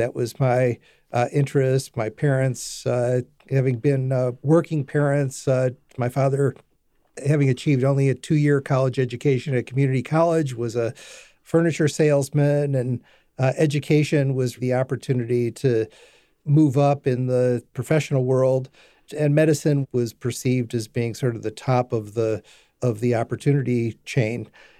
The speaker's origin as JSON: {"language": "English", "town": "Detroit", "region": "Michigan", "country": "United States", "tie": "born or raised there", "said": "I was born and raised in Detroit, Michigan. I moved across the north border of the city, place that was made famous in a movie a few years ago called 8 Mile Road, and moved between 8 and 9 Mile Road"}